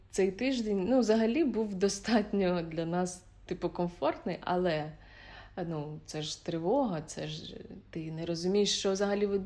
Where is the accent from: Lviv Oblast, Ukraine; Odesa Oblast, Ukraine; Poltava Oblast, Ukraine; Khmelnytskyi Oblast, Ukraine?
Khmelnytskyi Oblast, Ukraine; Khmelnytskyi; В моєму рідному місті Хмельницький.